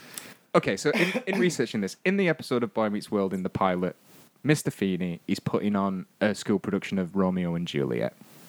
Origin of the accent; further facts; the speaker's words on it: Northern England, United Kingdom; someone who's half English and half Scottish and all Northern.